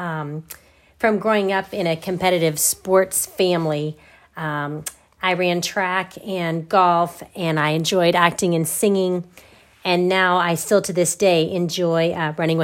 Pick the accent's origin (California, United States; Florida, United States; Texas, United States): Texas, United States; Cypress; moved away as an adult; also born or lived in Long Island, New York / Oklahoma / Hawaii / New York City; My hometown was Cypress, Texas, north of Houston.